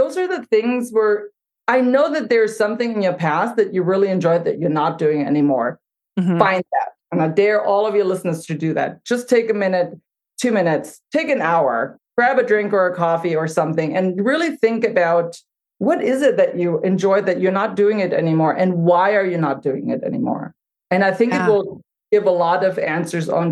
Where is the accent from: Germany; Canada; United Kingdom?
Germany; now in United States; I grew up in Germany